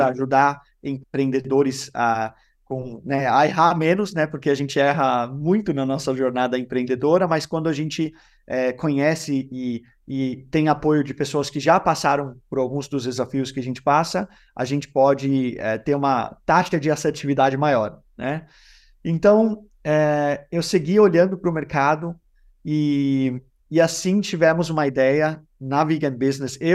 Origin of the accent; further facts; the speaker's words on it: Denmark; now in Brazil; Eu moro no Brasil há 14 anos, eu sou dinamarquês brasileiro